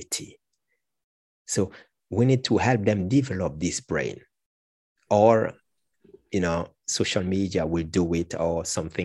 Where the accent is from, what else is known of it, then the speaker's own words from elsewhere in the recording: Martinique; I come from Martinique, which is a French Caribbean island, and I am a qualified teacher, language teacher